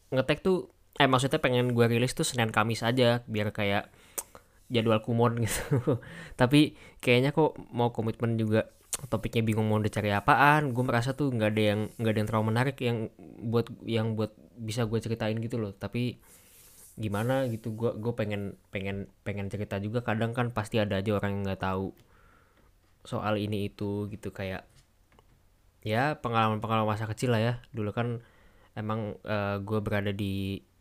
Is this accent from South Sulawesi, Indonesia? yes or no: no; Jakarta, Indonesia; kayak waktu SD gue ada di Tebet SMP gue ada di Rawamangun SMA gue ada di um, Pondok Kelapa jadi tempat main gue tuh kada beda-beda gitu